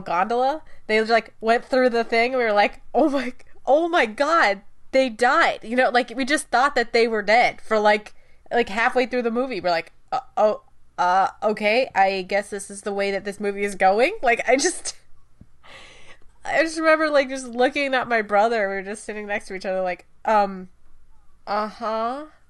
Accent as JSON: {"language": "English", "country": "United States", "said": "we're American, just because we're English speakers"}